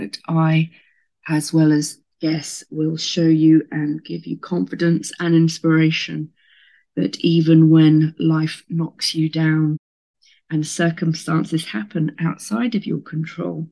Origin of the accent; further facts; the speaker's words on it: Southampton, South East England, United Kingdom; moved away as an adult; also born or lived in America; I was born in Southampton in Hampshire in England in the UK